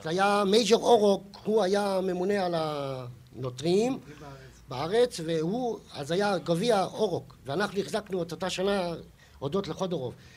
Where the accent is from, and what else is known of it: Mazkeret Batya, Central District, Israel; born or raised there